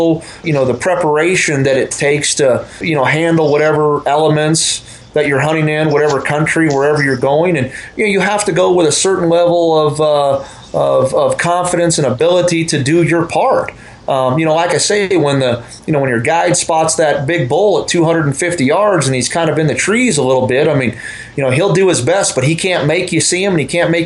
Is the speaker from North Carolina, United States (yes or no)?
no; Colorado, United States; right here in the state that I grew up in Colorado